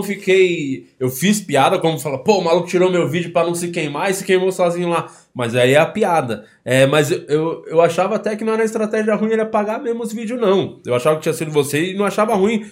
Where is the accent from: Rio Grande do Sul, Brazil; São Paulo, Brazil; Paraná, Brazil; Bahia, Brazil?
Rio Grande do Sul, Brazil; Porto Alegre; nascido e criado no Rio Grande do Sul